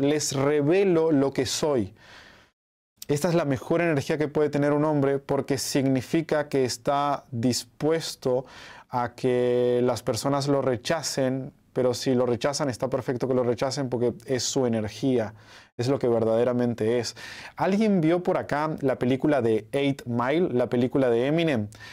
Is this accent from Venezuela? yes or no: no; Uruguay; now in Mexico; yo soy de Uruguay, pero hace un tiempo que vivo acá en México porque me encanta México